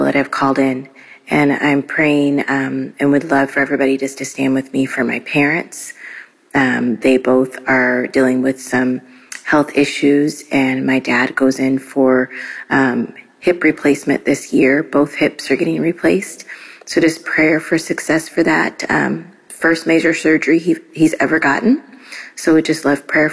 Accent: Midwest, United States; I'm from the Midwest.

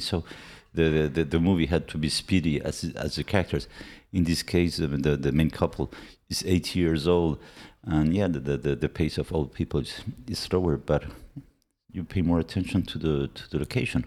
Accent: Argentina; accent: Argentinian; English is a second language; moved away; my parents were Argentinian and I was born in Argentina. My, my, my, uh, my Spanish is fluent with an Argentinian accent

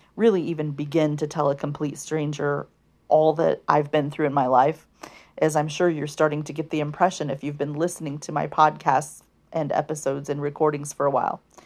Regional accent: United States; first language English; those of us in the United States of America, born and raised in U S

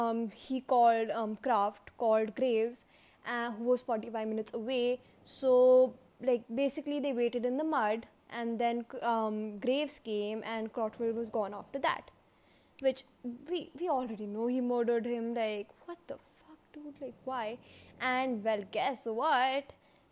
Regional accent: England, United Kingdom; now in Los Angeles, United States; I was from England and visiting a friend in LA.

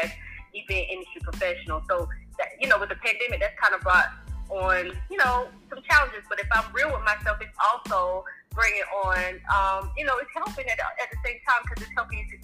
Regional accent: North Carolina, United States; now in Atlanta, United States; I'm originally from North Carolina, as you guys heard, but I'm based in Atlanta, Georgia

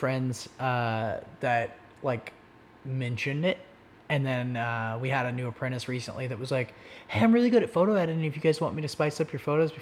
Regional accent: Oklahoma, United States; I'm just fucking from Oklahoma.

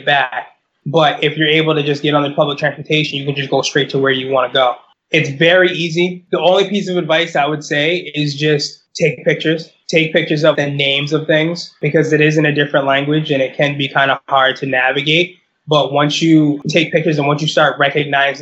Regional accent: United States; I'm American

